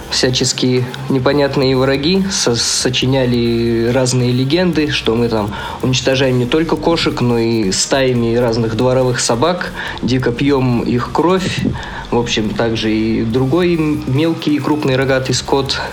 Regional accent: southern Kazakhstan, Kazakhstan; now in Zabaykalsky Krai, Russia; Я сам вообще из Казахстана, и он тоже из Казахстана, но он из Северного, я из Южного

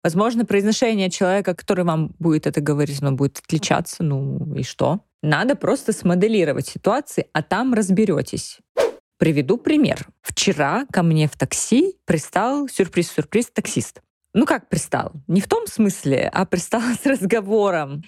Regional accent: Russia; moved away as an adult; now in Germany; ich von der Russland, von der Russland, von Russland

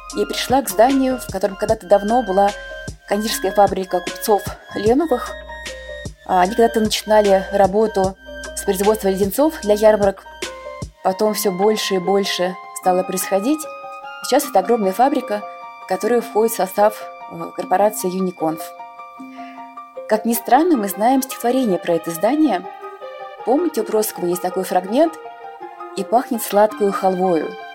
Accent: Moscow, Russia; Я родилась в Москве, это мой родной любимый город.

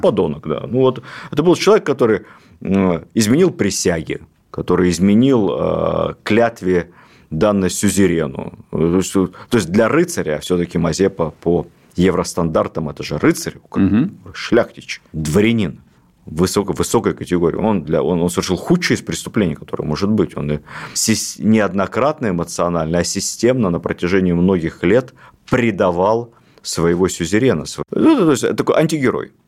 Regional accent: Ukraine; я с, родом с Украины

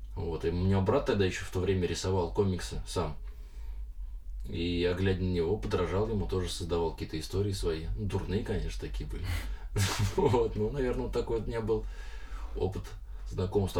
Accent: Lyubertsy, Moscow Oblast, Russia

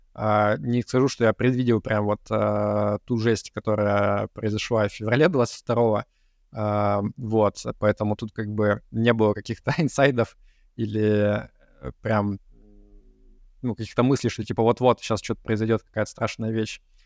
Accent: Yekaterinburg, Sverdlovsk Oblast, Russia; moved away as an adult; also born or lived in Moscow, Russia; now in Cyprus; я родился и вырос в Екатеринбурге

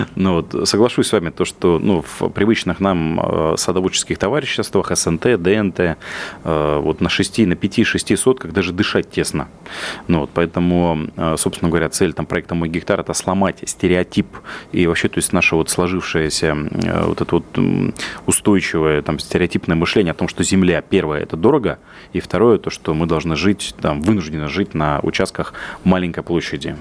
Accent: Yaroslavl Oblast, Russia; я вырос в деревне в Ярославской области

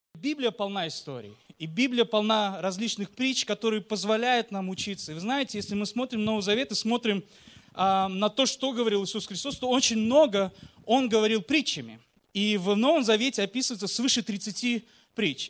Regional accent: Uzbekistan; мы, как я уже сказал, родом из Узбекистана

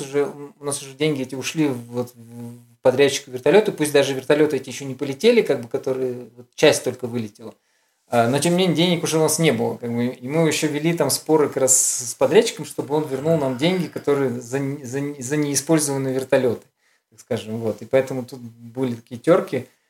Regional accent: Urals, Russia; я с Урала

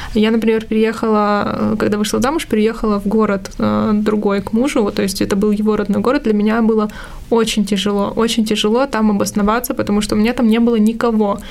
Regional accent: Armenia; я же армянка

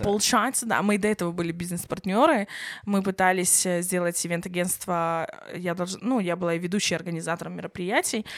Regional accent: Belarus; Я сама, например, белоруска

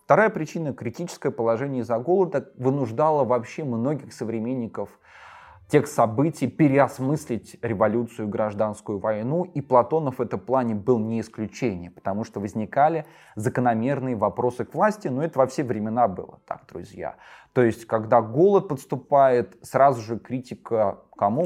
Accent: Volgograd, Volgograd Oblast, Russia; В моем родном городе Волгограде

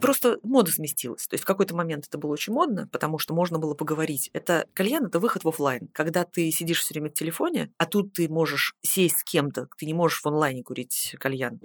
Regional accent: Saint Petersburg, Russia; я, в принципе, из Питера. Mm-hmm. Я все образование здесь получала

